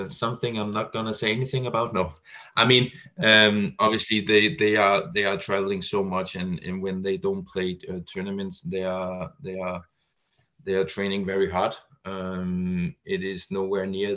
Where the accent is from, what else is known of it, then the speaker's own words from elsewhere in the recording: Denmark; Not only are we a very small country